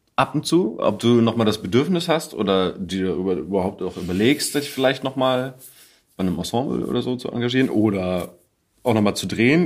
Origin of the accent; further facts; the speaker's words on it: Bremen, Germany; now in Cologne, Germany; ich komme aus Bremen